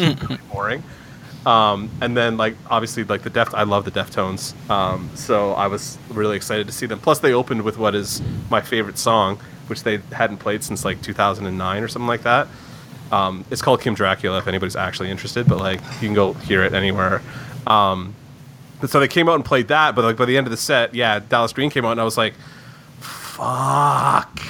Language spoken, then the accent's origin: English; St. Catharines, Ontario, Canada; moved away as an adult; now in Greater Toronto Area, Canada; We grew up in St. Catharines